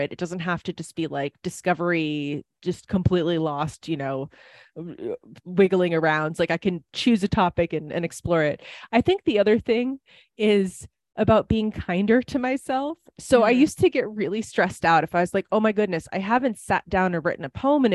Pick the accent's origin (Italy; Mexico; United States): United States; Wisconsin; accent: Wisconsin; now in Nevada, United States; I lived in Wisconsin for a very long time. People might be able to tell that from my accent